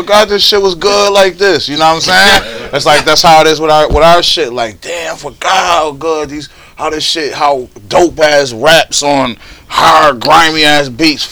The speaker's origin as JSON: {"language": "English", "town": "Buffalo", "region": "New York", "country": "United States", "said": "I'm from Buffalo"}